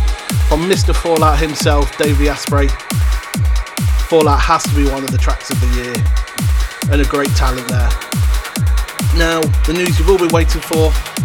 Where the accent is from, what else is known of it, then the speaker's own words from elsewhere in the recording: Leicester, East Midlands, United Kingdom; my hometown Leicester